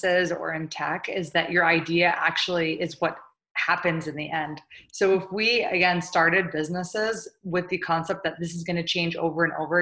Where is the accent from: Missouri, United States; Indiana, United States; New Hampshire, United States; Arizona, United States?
Missouri, United States; St. Louis; moved away as an adult; also born or lived in New York; I grew up in St. Louis, Missouri. My parents are immigrants from Jordan.